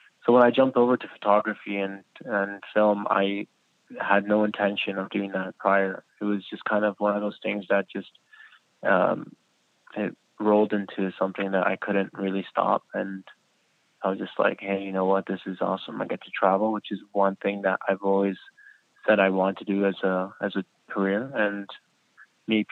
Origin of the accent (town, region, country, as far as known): Kitchener, Ontario, Canada; born or raised there; also born or lived in Iraq; now in Toronto, Canada